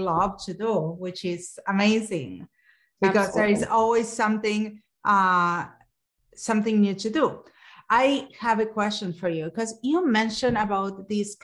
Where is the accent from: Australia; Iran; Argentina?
Argentina; growing up in Argentina, of course, everyone has Coke and Pepsi, but we were a Coke family.